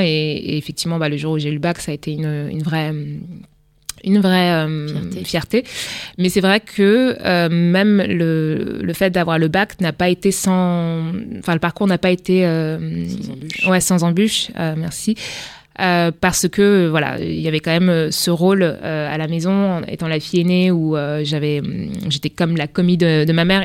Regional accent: Le Havre, Normandy, France; also born or lived in Rouen; je suis née au Havre, donc en Haute-Normandie

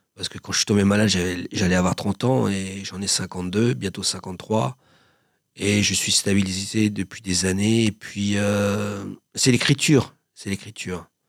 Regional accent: Paris, Île-de-France, France; also born or lived in Joinville-le-Pont; Moi, je suis né à Paris, j'ai vécu en banlieue. Je vis toujours en banlieue, à Joinville-le-Pont

